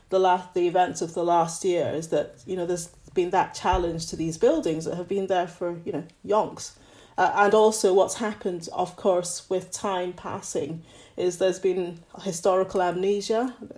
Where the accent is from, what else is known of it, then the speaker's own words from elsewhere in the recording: Scotland, United Kingdom; also born or lived in Nigeria; So, I mean, I was brought up partly in Scotland and partly in Nigeria.